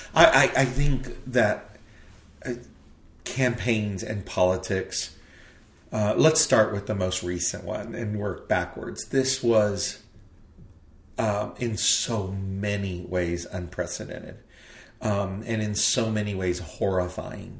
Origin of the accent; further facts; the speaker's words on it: southern tip of Texas, United States; I was from Texas in the southern southern tip of Texas